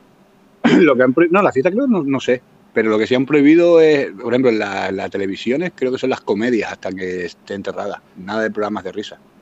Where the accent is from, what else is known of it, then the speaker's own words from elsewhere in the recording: Tenerife, Canary Islands, Spain; moved away as an adult; now in Finland; yo vengo de Tenerife